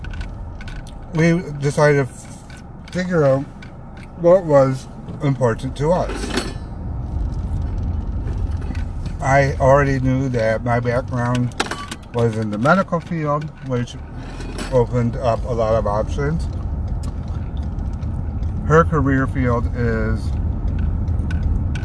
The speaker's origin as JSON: {"language": "English", "town": "Flint", "region": "Michigan", "country": "United States", "tie": "born or raised there", "also_born_or_lived": "Texas", "moved": "as an adult", "said": "I was born and raised in the Flint area"}